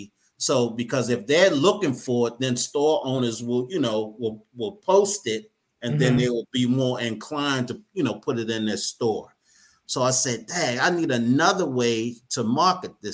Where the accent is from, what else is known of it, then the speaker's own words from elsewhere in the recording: Baltimore, Maryland, United States; Born and raised in Baltimore, Maryland.